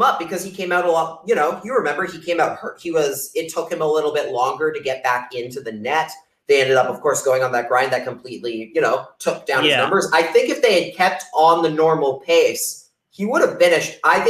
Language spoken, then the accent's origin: English; Canada; now in United States; None. I'm Canadian. Why do I care?